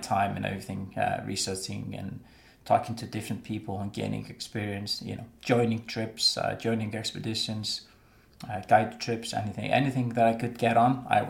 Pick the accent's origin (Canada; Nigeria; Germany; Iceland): Iceland; Westfjords; I grew up in the Vestfjords in Iceland